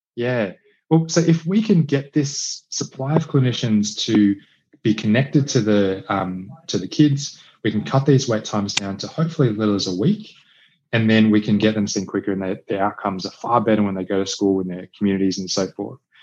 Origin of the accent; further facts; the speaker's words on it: Australia; also born or lived in India / China / Cambodia; I was, I was born in Australia, grew up in Australia.